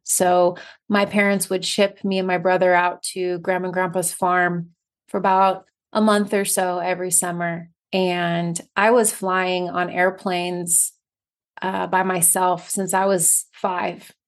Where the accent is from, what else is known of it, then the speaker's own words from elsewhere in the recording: United States; first language English; also born or lived in Barcelona, Spain; as an American